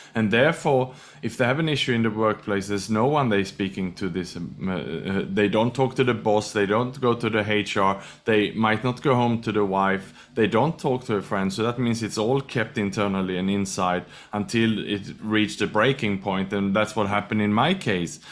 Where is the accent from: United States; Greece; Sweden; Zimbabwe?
Sweden; also born or lived in Australia / Thailand / Indonesia / Malaysia; now in Singapore; I was born in Sweden, educated in Australia